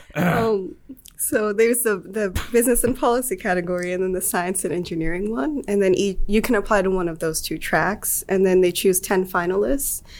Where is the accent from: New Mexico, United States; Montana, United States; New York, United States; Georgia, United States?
Georgia, United States; Atlanta; moved away as an adult; now in Auburn, United States; I am from Atlanta. Okay. Um, grew up there.